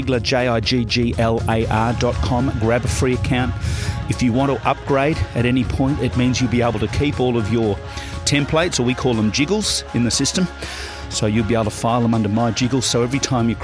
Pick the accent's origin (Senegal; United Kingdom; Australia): Australia; Swan Hill, Victoria; moved away; also born or lived in Melbourne; I'm from Swan Hill